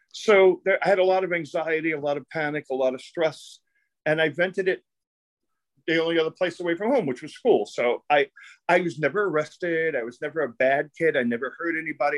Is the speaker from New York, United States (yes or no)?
yes; New York City, New York, United States; I grew up in Brooklyn. It was a, an Italian and Jewish neighborhood